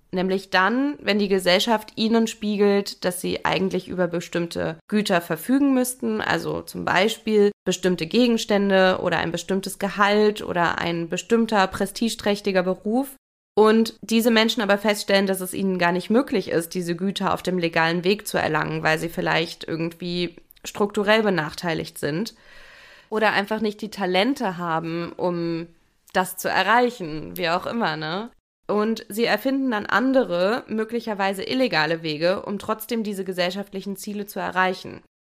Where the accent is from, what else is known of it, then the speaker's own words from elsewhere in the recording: Germany; bei uns in Deutschland